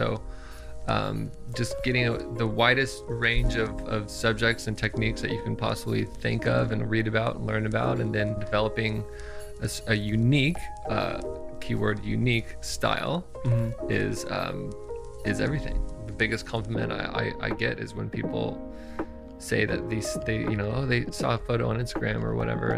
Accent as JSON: {"language": "English", "town": "Santa Cruz", "region": "California", "country": "United States", "tie": "born or raised there", "said": "I am from Santa Cruz, California"}